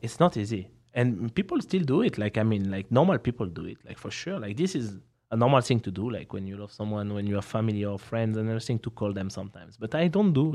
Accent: France; accent: French; English is a second language; I'm here uh, with my French accent

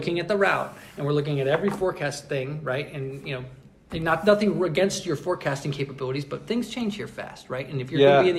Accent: United States; as an American

